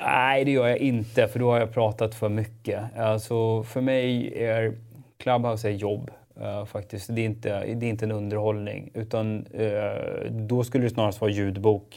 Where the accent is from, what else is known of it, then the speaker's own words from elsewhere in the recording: Stockholm, Stockholm County, Sweden; jag är ju förortskille, så jag är ju född och uppvuxen i Spånga